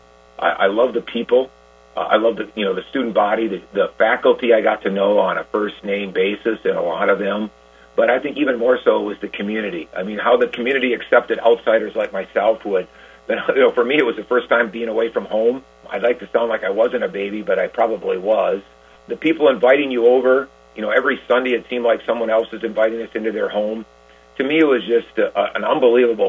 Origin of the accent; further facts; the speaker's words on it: Randolph, Wisconsin, United States; now in Hudsonville, Michigan, United States; I grew up in Randolph, Wisconsin.